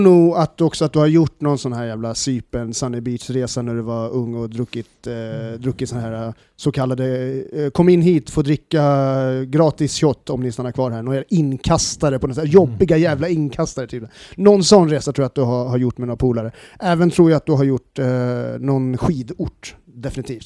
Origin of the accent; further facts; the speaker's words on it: Stockholm, Stockholm County, Sweden; jag kommer från Årsta.